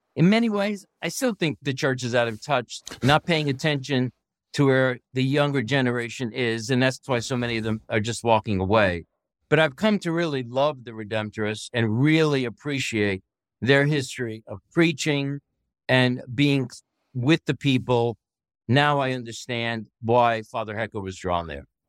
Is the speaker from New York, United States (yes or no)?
yes; New York City, New York, United States; moved away as an adult; I'm from Brooklyn, New York. I grew up in a redemptorist parish